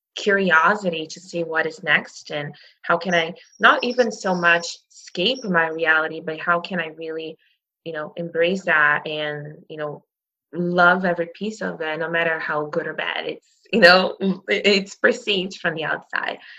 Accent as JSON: {"language": "English", "country": "Brazil", "tie": "born or raised there", "moved": "yes", "lives_now": "Canada", "said": "I grew up in Brazil"}